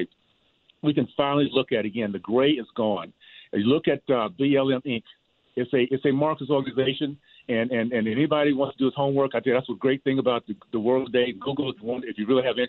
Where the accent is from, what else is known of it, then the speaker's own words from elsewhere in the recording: Deep South, United States; growing up in the Deep South, KKK, Jim Crow South